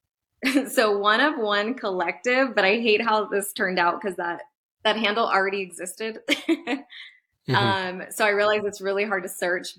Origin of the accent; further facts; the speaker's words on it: Nicaragua; now in Reno, United States; I'm from Nicaragua